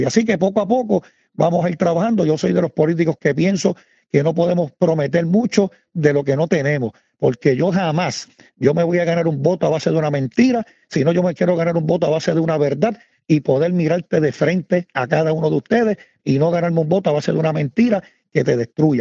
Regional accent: San Sebastián, Puerto Rico; yo me crié en el residencial Andrés Mendeliciaga, aquí en San Sebastián.

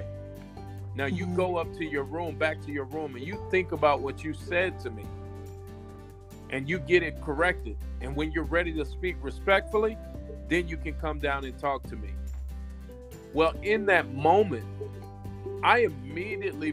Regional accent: Alabama, United States; I'm born and raised in Alabama.

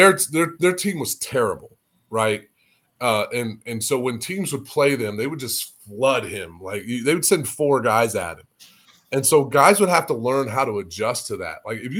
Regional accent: Illinois, United States; I'm from Illinois.

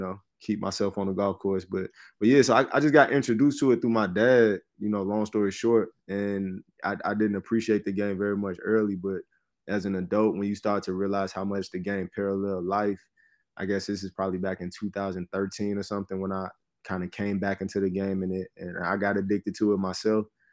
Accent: Chicago, Illinois, United States; I'm born and raised in Chicago

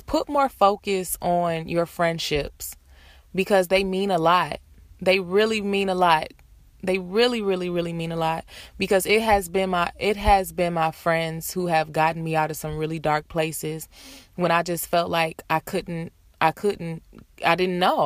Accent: Detroit, Michigan, United States; moved away as an adult; now in Los Angeles, United States; I'm from Detroit. I'm live in LA. I've been in LA for four years

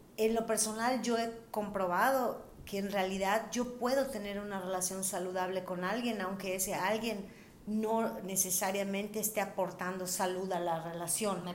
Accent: Mérida, Yucatán, Mexico; somos de Mérida

